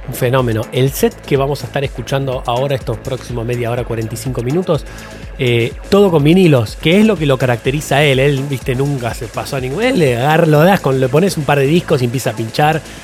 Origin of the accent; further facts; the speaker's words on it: Argentina; los que somos argentinos